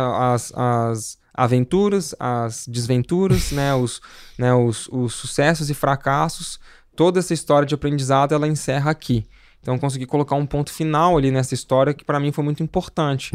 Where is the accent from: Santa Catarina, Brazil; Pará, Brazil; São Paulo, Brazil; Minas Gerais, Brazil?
Minas Gerais, Brazil; Belo Horizonte; eu sou de Belo Horizonte, né? Nascido e criado lá